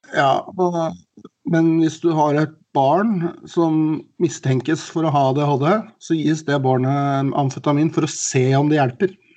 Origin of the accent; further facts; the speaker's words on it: Oslo, Norway; moved away; Jeg er jo fra Oslo, men jeg bodde, har bodd litt rundt omkring.